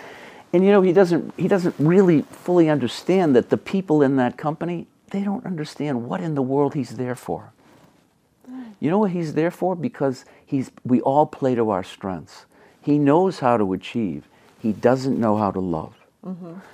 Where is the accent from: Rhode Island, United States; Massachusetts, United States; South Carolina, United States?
Massachusetts, United States; accent: Massachusetts; we would kid about her accent, my accent, Massachusetts accent